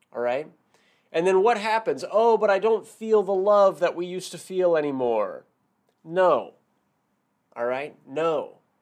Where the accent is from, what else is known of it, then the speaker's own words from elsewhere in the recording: Washington, United States; now in San Francisco Bay Area, United States; I'm originally from Washington State